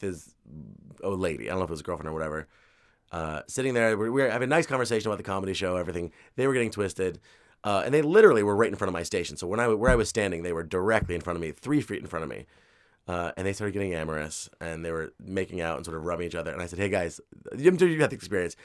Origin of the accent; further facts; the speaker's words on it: New York City, New York, United States; I grew up in Queens. Like, I live in Queens